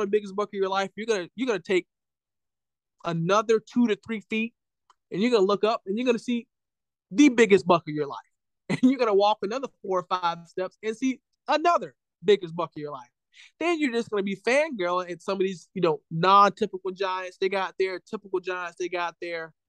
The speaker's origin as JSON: {"language": "English", "region": "Florida", "country": "United States", "tie": "born or raised there", "also_born_or_lived": "Wisconsin", "moved": "as an adult", "said": "I grew up in Florida"}